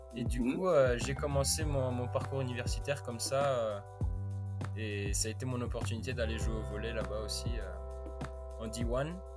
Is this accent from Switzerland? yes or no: yes; Switzerland; moved away as an adult; also born or lived in West Virginia, United States; j'ai 22 ans, je viens de Suisse